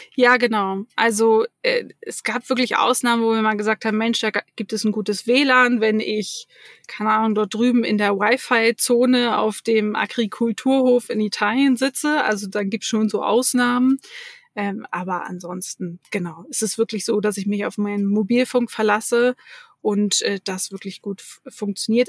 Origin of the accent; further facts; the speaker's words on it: Hamburg, Germany; moved away; ich komme aus Hamburg